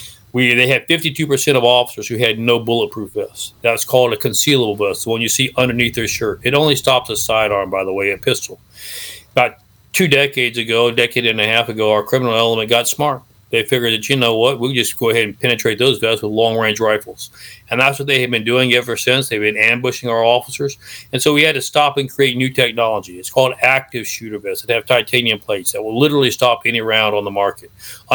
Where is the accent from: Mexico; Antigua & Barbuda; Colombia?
Mexico; I grew up in Mexico. I lived in a foreign country. My parents were missionaries.